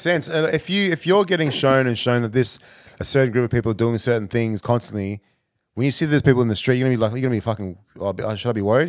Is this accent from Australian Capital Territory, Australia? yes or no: yes; Canberra, Australian Capital Territory, Australia; moved away as an adult; also born or lived in Ghana; now in Melbourne, Australia; I'm from Canberra